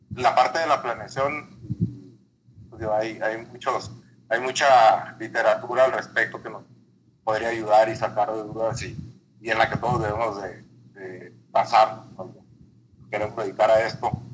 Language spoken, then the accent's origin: Spanish; Mexicali, Baja California, Mexico; also born or lived in Torreón; Yo voy del desierto, yo nací en Mexicali, aquí hay años en los que llueve